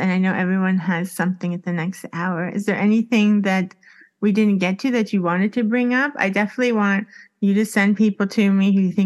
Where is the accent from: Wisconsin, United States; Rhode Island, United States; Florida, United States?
Florida, United States; Miami; moved away as an adult; now in Sweden; I'm in Miami. So I'm just like, that's my identity. I'm from Miami.